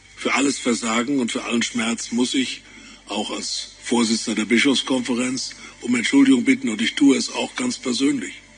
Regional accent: Rhineland, Germany; ich als rheinischer Katholik echt gläubig

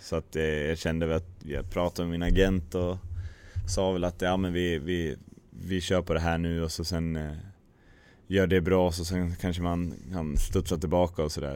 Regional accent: near Brynäs, Gävleborg County, Sweden; moved away; also born or lived in Hedesunda; Brynäs är alltid intressant eftersom det är liksom nära hem

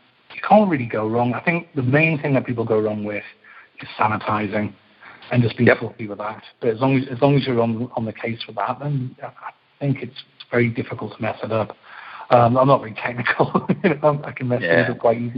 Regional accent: Newcastle upon Tyne, North East England, United Kingdom; moved away as an adult; now in Brooklyn, United States; I'm from Newcastle in England

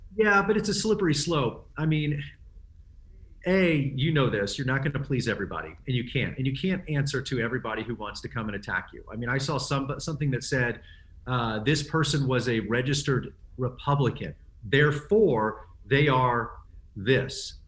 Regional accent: Texas, United States; I grew up in Texas in the seventies

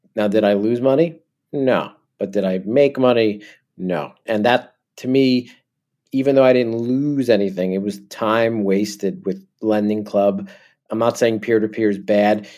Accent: New Jersey, United States; accent: New York; I'm originally from New Jersey

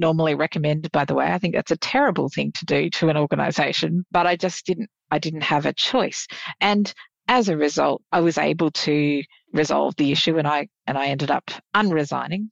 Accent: Queensland, Australia; I'm a Queenslander

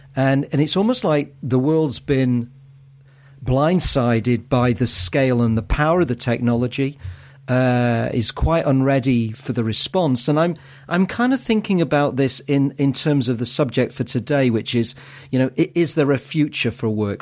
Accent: Manchester, North West England, United Kingdom; I come from Manchester in the north of England

